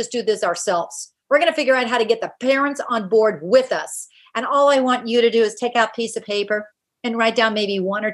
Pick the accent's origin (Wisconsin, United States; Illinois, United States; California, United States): California, United States; Silicon Valley; I grew up in Silicon Valley